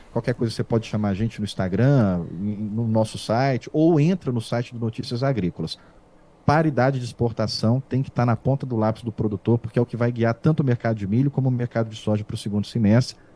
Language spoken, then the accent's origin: Portuguese; Barbacena, Minas Gerais, Brazil; quando eu era menino em Barbacena, há muitos anos eu vi que vocês tinham essa calculadora.